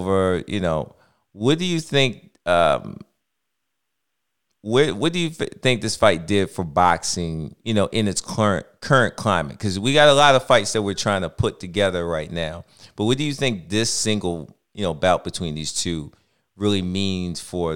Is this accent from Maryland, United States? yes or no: yes; Baltimore, Maryland, United States; I'm from Baltimore. We're from Baltimore